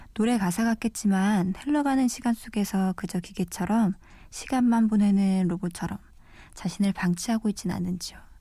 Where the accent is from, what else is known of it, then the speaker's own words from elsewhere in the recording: Jeju Island, South Korea; moved away as an adult; now in Seoul, South Korea; 요새 많이들 가시는 제주도에서 왔고요